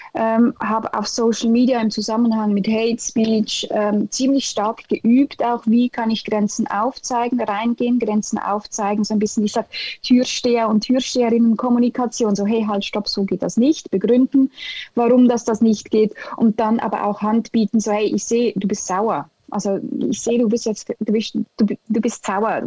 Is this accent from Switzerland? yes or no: yes; Switzerland; German is a second language; im Moment in der Schweiz einen Kulturschock im eigenen Land